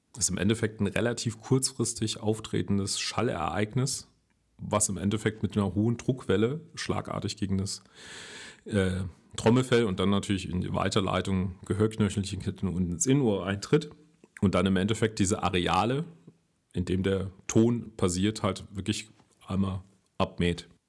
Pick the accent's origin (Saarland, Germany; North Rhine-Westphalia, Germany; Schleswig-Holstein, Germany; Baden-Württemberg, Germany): Saarland, Germany; komme ich ja aus dem Saarland